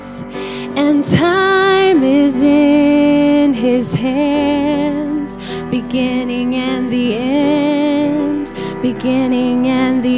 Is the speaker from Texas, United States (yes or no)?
yes; Cranfills Gap, Texas, United States; I am from Cranfield's Gap, Texas, as Mark said. That's about a town of, it was like 280 people when I lived there. I grew up there